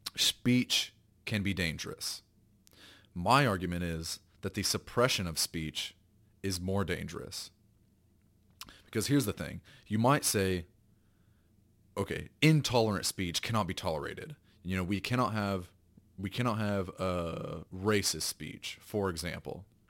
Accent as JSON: {"language": "English", "region": "the South", "country": "United States", "tie": "born or raised there", "said": "I was raised in the South"}